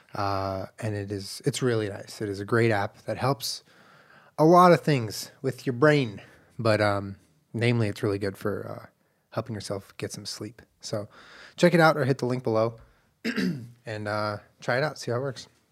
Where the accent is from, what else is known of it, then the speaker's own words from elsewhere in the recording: Southern California, United States; also born or lived in Santa Monica / Culver City; I grew up in Southern California